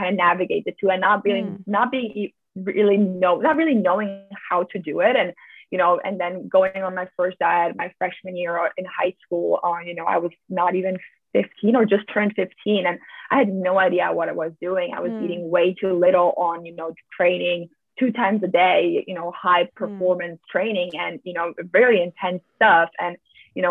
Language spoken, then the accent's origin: English; Slovenia; moved away as an adult; also born or lived in United States / Switzerland; I'm originally from Slovenia. I grew up here. Basically, I stayed here until I was 18 years old